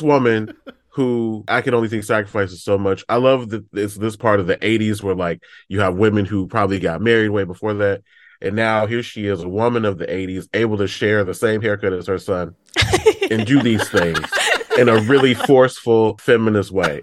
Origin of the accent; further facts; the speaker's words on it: Detroit, Michigan, United States; I'm from Detroit